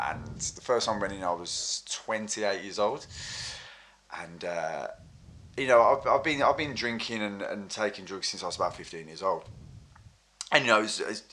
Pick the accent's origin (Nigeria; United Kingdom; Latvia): United Kingdom; Wolverhampton, West Midlands; moved away as an adult; now in London, United Kingdom; I'm from Wolverhampton, and this was before I moved to London